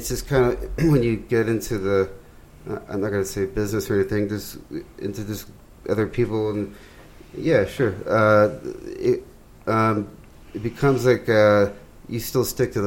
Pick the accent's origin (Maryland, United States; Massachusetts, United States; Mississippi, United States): Massachusetts, United States; Western; I'm from Western Mass.